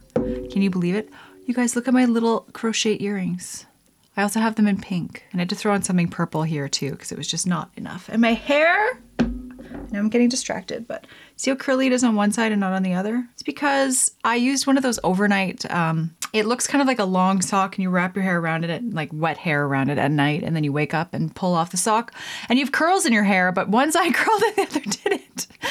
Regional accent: Lethbridge, Alberta, Canada; Southern Alberta, my hometown, Lethbridge.

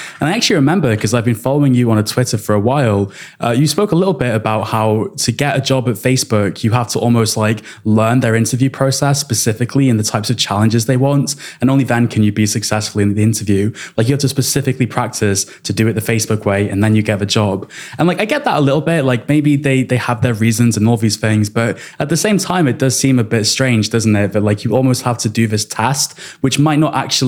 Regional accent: Wales, United Kingdom; first language English; also born or lived in England; now in London, United Kingdom; I was born in England to English parents. But then when I was a baby almost, we moved to Wales where they teach you Welsh in school.

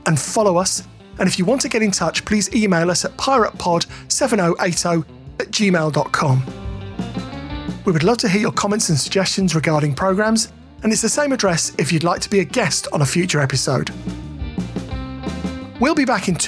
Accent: Leeds, Yorkshire and the Humber, United Kingdom; moved away; when I lived in Leeds, when I was a small child

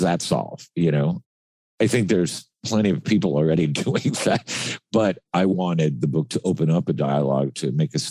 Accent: Miami, Florida, United States; also born or lived in Cuba; growing up in Miami, which is like another country

